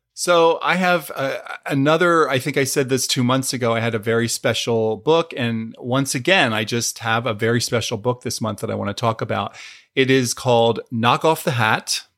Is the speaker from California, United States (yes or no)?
no; Pennsylvania, United States; I grew up in Pennsylvania. I grew up about forty-five minutes north of Philadelphia